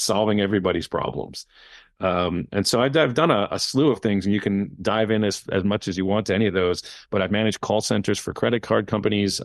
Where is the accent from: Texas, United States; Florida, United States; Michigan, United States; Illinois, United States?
Florida, United States; Miami; also born or lived in California / New York / Tallahassee / Israel; technically I was born in California, uh, but I do consider myself a Miami native